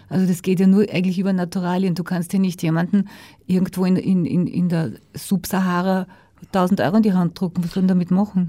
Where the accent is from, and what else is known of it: Austria; also born or lived in United States / Germany / France / Switzerland